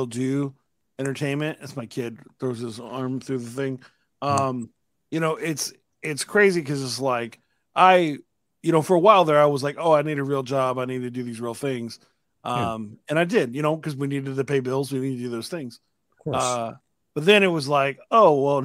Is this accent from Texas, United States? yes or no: yes; Austin, Texas, United States; I'm from Austin